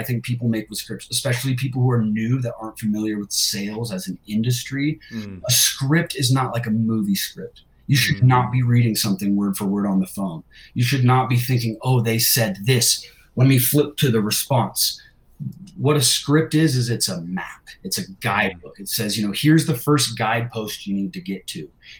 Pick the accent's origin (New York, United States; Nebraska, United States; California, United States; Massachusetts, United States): California, United States; now in Utah, United States; I'm from California, man. Here in Utah, it's a little cold for me.